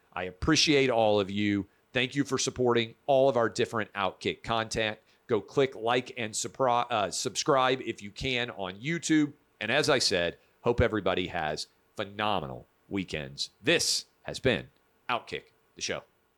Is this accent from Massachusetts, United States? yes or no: no; Tennessee, United States; Tennessee, my home state.